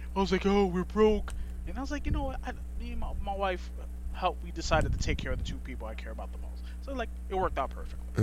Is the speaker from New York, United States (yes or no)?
yes; New York, United States; I grew up in New York.